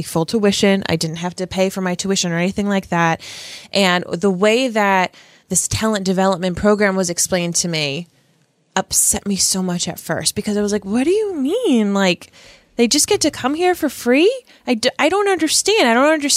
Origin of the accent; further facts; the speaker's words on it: Rhode Island, United States; this cisgendered white woman from Rhode Island